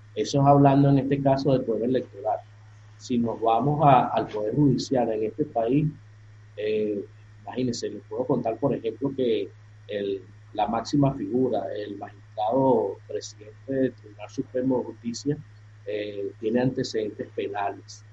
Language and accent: Spanish; Venezuela; en mi país aquí en Venezuela